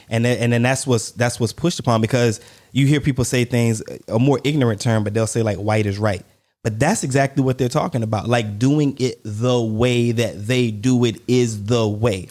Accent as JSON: {"language": "English", "country": "United States", "said": "I'm American, and where I go, you recognize that I'm American"}